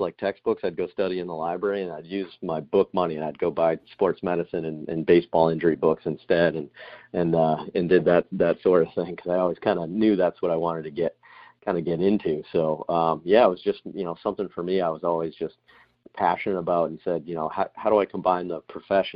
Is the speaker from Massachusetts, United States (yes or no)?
yes; Boston, Massachusetts, United States; moved away as an adult; also born or lived in Alabama; I'm from Boston